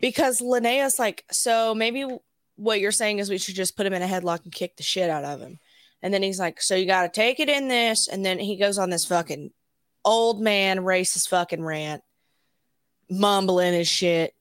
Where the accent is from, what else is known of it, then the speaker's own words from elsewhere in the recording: Alabama, United States; I grew up in Alabama